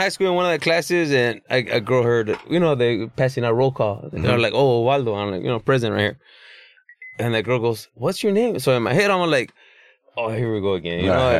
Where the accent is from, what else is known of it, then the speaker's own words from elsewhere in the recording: Los Angeles, California, United States; born and raised in East LA.